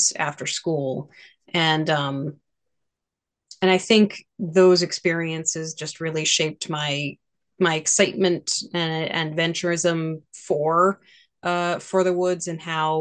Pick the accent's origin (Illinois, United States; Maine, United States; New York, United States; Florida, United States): Maine, United States; Growing up in Maine